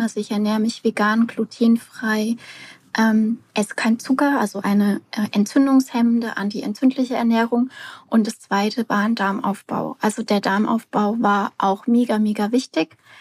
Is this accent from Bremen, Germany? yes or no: no; near Aschaffenburg, Bavaria, Germany; ich komme aus der Nähe von Aschaffenburg